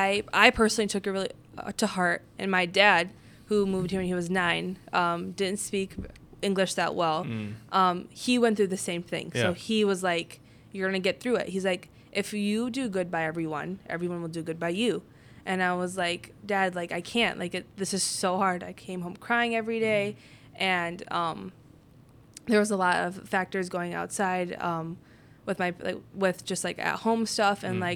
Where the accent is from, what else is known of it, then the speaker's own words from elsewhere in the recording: northern India, India; And it was just, since I'm Indian, I'm a Sikh from Northern India. That's my religion.